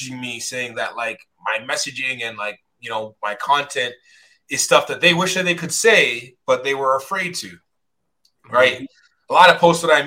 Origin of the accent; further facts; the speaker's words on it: Toronto, Ontario, Canada; I'm from Scarborough